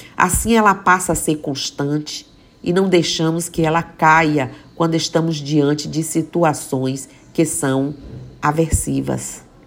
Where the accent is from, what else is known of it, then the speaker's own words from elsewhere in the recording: Mucugê, Bahia, Brazil; moved away; que eu vejo Mucugê, que eu vejo minha terra